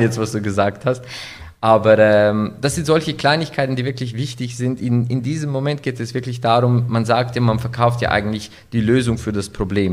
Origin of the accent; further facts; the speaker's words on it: Winterthur, Zurich, Switzerland; Ich komme aus der Schweiz in Winterthur, geboren, aufgewachsen, nach wie vor mit türkischem Hintergrund